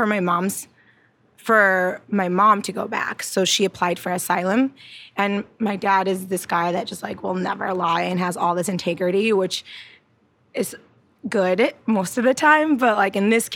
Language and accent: English; Iowa, United States; moved away as an adult; also born or lived in Ethiopia / Arizona; now in Los Angeles, United States; I was born in Ethiopia, which is East Africa, and then I was actually raised in Iowa